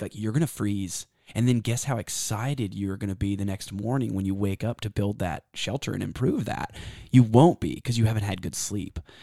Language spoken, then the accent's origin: English; Texas, United States; I'm from Texas